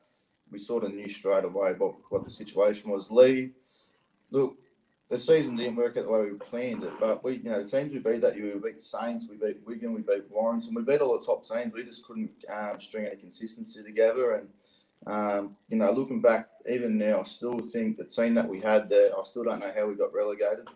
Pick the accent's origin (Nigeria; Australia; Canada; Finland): Australia; moved away as an adult; also born or lived in Hull, England; now in Perpignan, France; being an Australian growing up